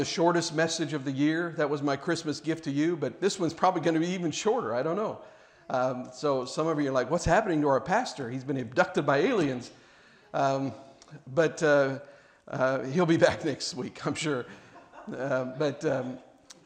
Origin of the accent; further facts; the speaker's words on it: Kansas City, Missouri, United States; I grew up in Kansas City, Missouri